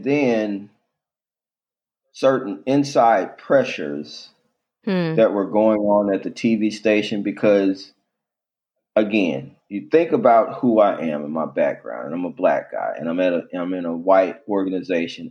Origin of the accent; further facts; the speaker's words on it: Little Rock, Arkansas, United States; I grew up in Little Rock